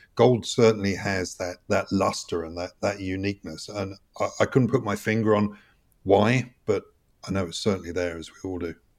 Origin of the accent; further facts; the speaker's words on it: United Kingdom; moved away as an adult; also born or lived in Switzerland; I grew up in the U K, spent seventeen years abroad